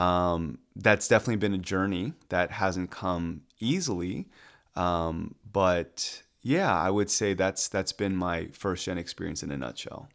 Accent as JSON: {"language": "English", "town": "Atlanta", "region": "Georgia", "country": "United States", "tie": "born or raised there", "also_born_or_lived": "Washington, D.C.", "said": "born and raised in Atlanta"}